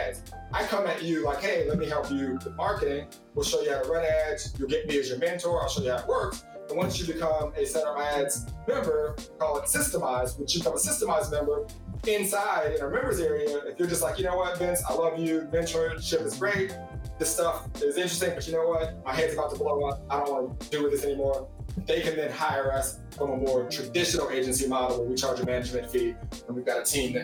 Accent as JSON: {"language": "English", "region": "California", "country": "United States", "said": "I'm from California"}